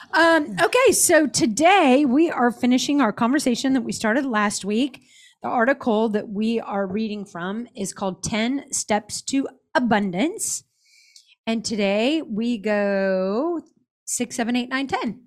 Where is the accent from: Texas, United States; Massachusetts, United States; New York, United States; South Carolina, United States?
Texas, United States; Dallas; I'm already a Mormon from, or was a Mormon from Dallas.